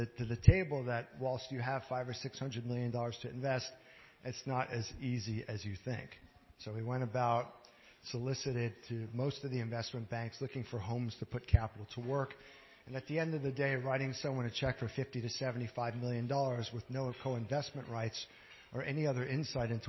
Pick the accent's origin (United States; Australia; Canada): Canada; I'm a Canadian. I hold a Canadian passport